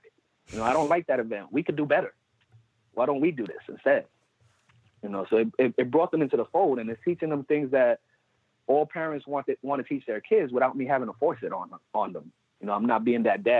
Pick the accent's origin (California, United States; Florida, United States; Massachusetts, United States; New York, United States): New York, United States; New York City; Puerto Rican, born and raised in the Bronx.